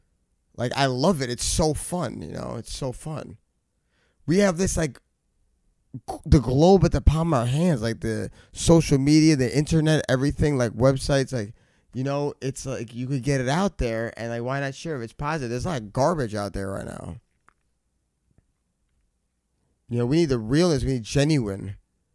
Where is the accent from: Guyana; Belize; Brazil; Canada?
Guyana; But we're West Indian because we're from Guyana.